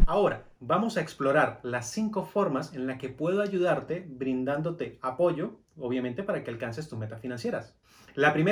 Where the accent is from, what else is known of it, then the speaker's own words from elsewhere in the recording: Venezuela; moved away as an adult; now in Colombia; a Venezuela que usted tiene mucho potencial. Y yo durante cuatro años estuve empeñado en quedarme en mi país